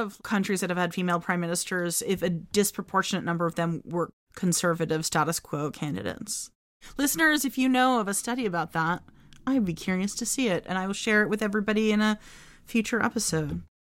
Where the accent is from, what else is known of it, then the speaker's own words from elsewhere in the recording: United States; as an American